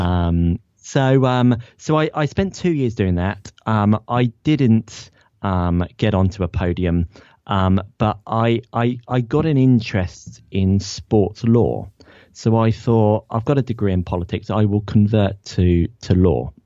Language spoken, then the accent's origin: English; Ipswich, East of England, United Kingdom; also born or lived in Leicester; I'm from Ipswich